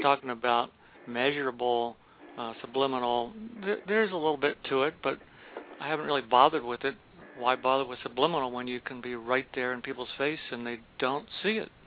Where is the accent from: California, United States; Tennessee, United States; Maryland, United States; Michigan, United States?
Maryland, United States; Baltimore County; I grew up out in Baltimore County, so we had two or three gardens, and we raised steers